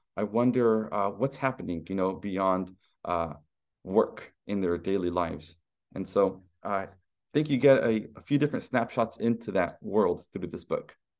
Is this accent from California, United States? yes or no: yes; Stockton, California, United States; my hometown of Stockton, California